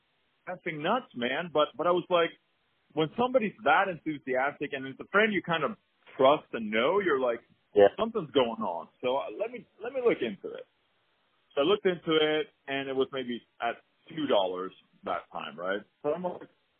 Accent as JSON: {"language": "English", "country": "Sweden", "tie": "born or raised there", "said": "I'm born and raised in Sweden, grew up there"}